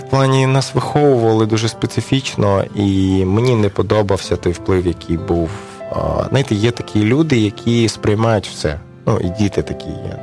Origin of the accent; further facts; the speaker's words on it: Kyiv, Ukraine; also born or lived in Dnipropetrovsk, Ukraine; now in Chernivtsi, Ukraine; моє рідне місто Київ